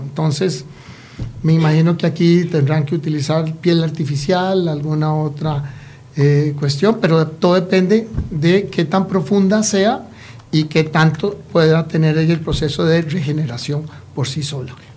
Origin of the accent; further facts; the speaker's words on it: Costa Rica; ciudadanos costarricenses